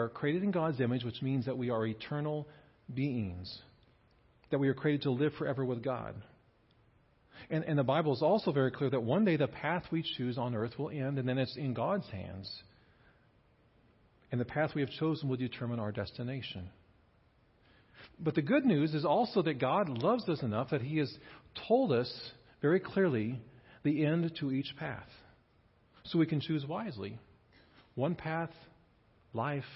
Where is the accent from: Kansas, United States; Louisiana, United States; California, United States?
Kansas, United States; I grew up here in Kansas